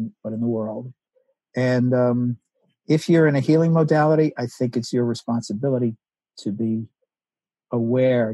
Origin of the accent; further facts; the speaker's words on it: United States; I grew up in the United States in the 50s and 60s